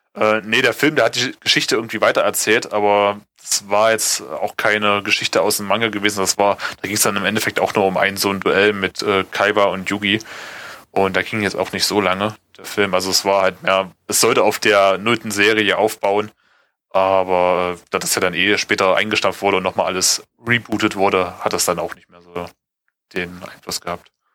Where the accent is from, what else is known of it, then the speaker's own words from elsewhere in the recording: Germany; bei uns in Deutschland